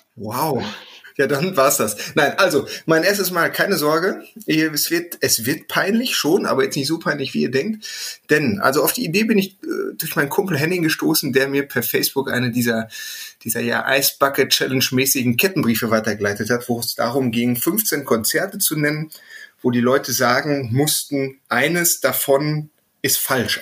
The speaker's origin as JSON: {"language": "German", "town": "Herne", "region": "North Rhine-Westphalia", "country": "Germany", "said": "ich komme aus dem Pott, ja. Aus dem Herz ja. des Ruhrgebiets Wanne Eickel"}